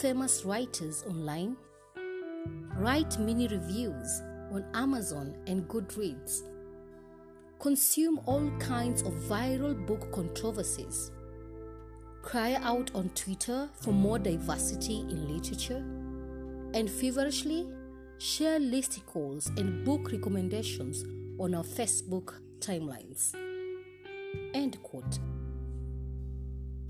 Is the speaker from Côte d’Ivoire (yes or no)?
no; Kenya; I am uniquely Kenyan and relevantly African